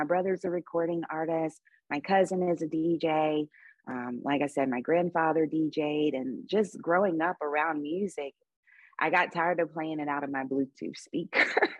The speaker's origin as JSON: {"language": "English", "region": "South Carolina", "country": "United States", "also_born_or_lived": "Los Angeles / New York / Atlanta", "lives_now": "Las Vegas, United States", "said": "No, I'm actually from South Carolina. I'm a bit of a gypsy, so I move all the time. I've lived in LA, I've lived in New York, I've lived in Atlanta. Now I'm in Las Vegas."}